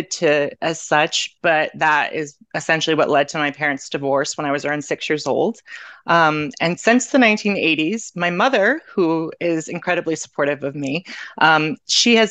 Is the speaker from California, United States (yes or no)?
no; Canton, Ohio, United States; moved away as an adult; now in Medford, United States; I am originally from Canton, Ohio, but I now live in Medford, Massachusetts